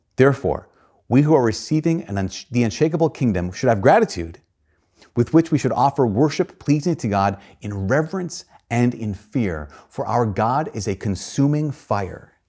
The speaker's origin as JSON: {"language": "English", "country": "United States", "said": "as American Christians"}